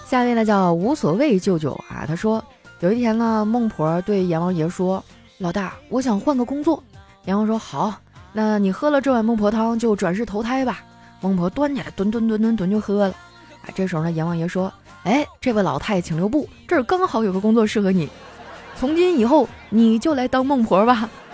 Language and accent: Chinese; Harbin, Heilongjiang, China; 今年哈尔滨火了哈，好多人都来这儿玩儿，然后直接导致的就是走哪儿都排队哈，我作为一个本地人洗澡我都洗不上